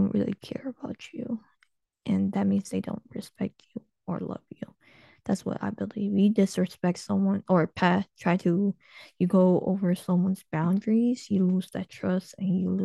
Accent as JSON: {"language": "English", "country": "United States", "tie": "born or raised there", "said": "I was born in the United States"}